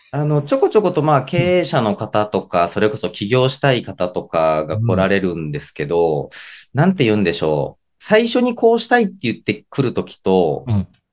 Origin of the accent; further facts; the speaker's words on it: Kumano, Mie, Japan; 出身が三重県の熊野市というところで、あの、小学校、中学校ずっと学年一人の田舎だったんですね。